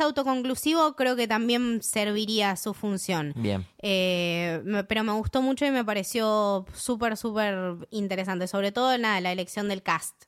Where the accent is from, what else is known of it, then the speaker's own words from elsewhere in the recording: Argentina; soy Argentina